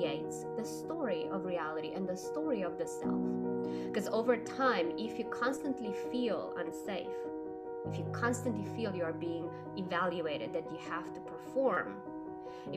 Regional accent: Romania; I was growing up in Romania, and when I was 5 years old, we had a revolution

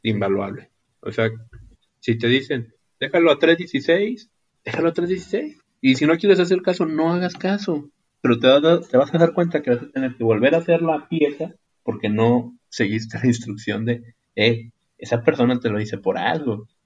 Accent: Ciudad Acuña, Coahuila, Mexico; soy de Ciudad Acuña, en el estado de Coahuila, en el país de México.

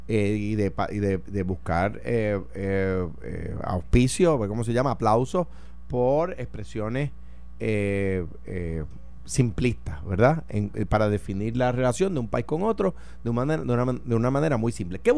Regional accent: Puerto Rico; No, yo no soy uno con los Estados Unidos. Yo soy puertorriqueño

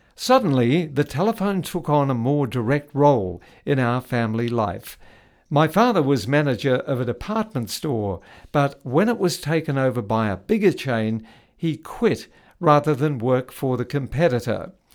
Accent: New Zealand; When I was growing up in New Zealand in the nineteen fifties

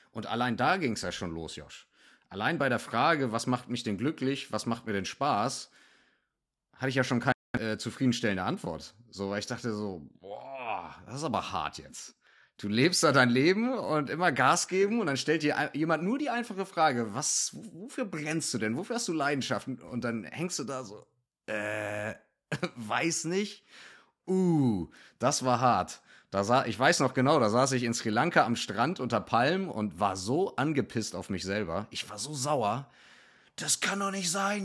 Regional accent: Northern Germany, Germany; first language German; also born or lived in Hamburg; Ich komme hier aus dem Norden von Deutschland

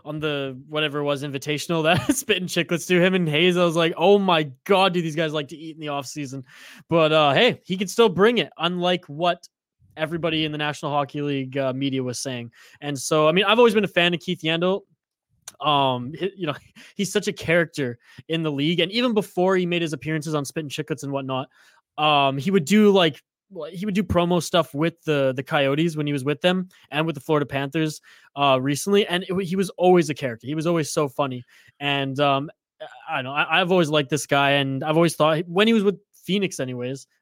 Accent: Canada; as a Canadian

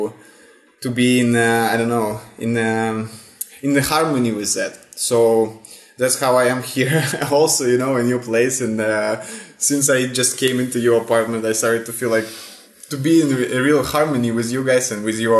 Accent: Russia; born or raised there; moved away as an adult; also born or lived in St. Petersburg, Russia; now in Italy

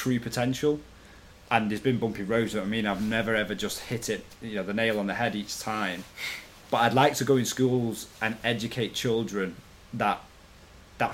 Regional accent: Manchester, North West England, United Kingdom; also born or lived in Wilmslow; I came from quite a rough area of Manchester.

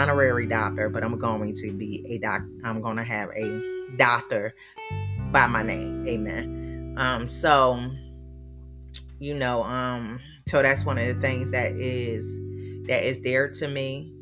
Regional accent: Philadelphia, Pennsylvania, United States; moved away; I was born and raised in Philadelphia

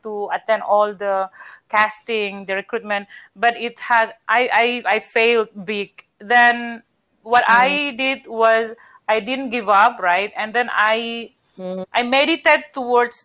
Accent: Medan, North Sumatra, Indonesia; accent: Batak; English is a second language; I'm from Medan

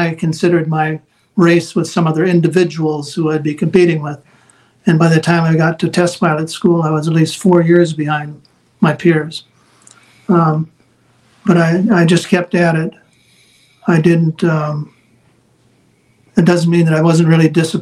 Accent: Wisconsin, United States; moved away; my home state of Wisconsin

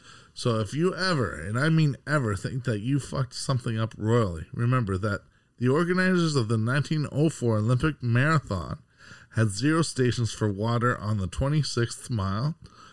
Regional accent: Canada

